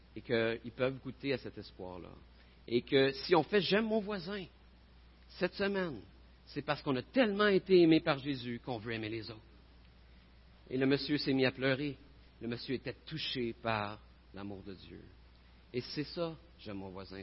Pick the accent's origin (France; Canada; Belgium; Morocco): Canada; Gatineau, Quebec; Je viens de Gatineau.